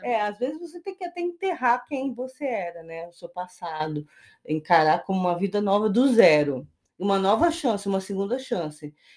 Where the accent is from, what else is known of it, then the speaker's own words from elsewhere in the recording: Brazil; a gente, como brasileiro